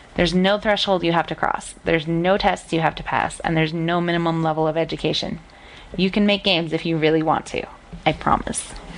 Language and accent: English; Salt Lake City, Utah, United States; I'm from Salt Lake City, Utah, in the United States